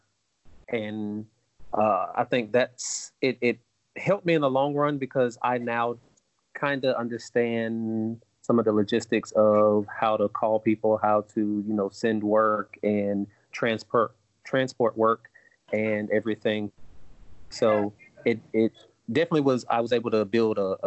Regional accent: Greenwood, South Carolina, United States; I'm from Greenwood, South Carolina, and I had the opportunity to go to the local museum

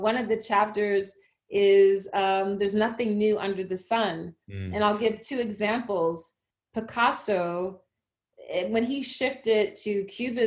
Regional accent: Philadelphia, Pennsylvania, United States; I grew up in Philadelphia, Philly public library system

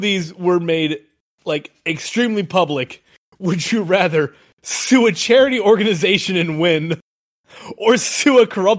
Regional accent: United States; We're American.

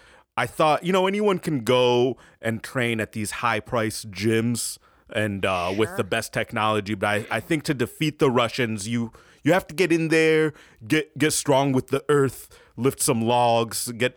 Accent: Passaic, New Jersey, United States; Oh, I'm originally from Passaic, New Jersey. But I've been traveling this country finding the best places to train.

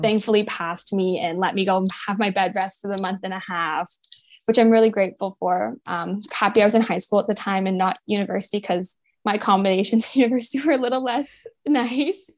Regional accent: St. Catharines, Ontario, Canada; moved away as an adult; also born or lived in Florida; now in Toronto, Canada; I grew up in St. Catharines, Ontario, in Canada.

